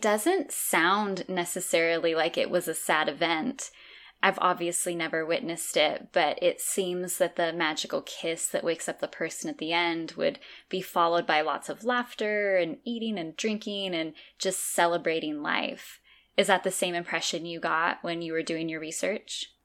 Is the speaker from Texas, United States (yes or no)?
no; California, United States; moved away as an adult; now in Azores, Portugal; growing up in California my whole life, I've lived in Northern